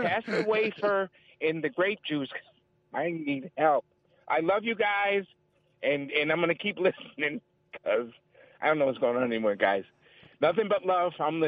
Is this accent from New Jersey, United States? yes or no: no; Connecticut, United States; So I'm not from Buffalo. I'm a Connecticut native. I'm a New Englander, but I love the game.